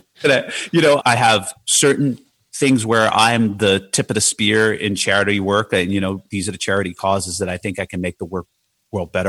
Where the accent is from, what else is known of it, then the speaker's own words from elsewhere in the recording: Jersey City, New Jersey, United States; growing up in Jersey City